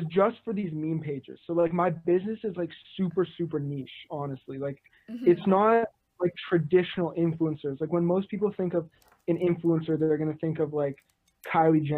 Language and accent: English; Vancouver, British Columbia, Canada; I'm from Vancouver